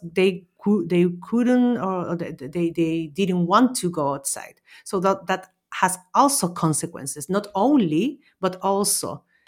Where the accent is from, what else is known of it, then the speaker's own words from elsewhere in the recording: Chile; also born or lived in Austria; now in Valencia, Spain; I'm originally from Chile, Austrian citizen, and I'm currently living in Valencia, Spain, for almost three years